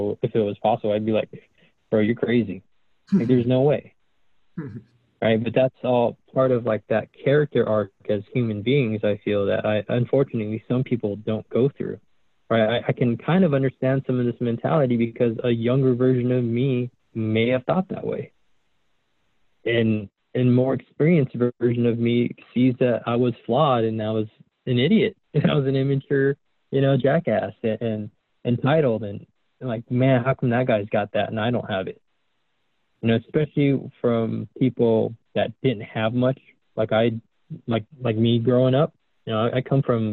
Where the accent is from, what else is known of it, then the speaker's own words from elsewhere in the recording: Southern California, United States; moved away as an adult; I grew up in Southern California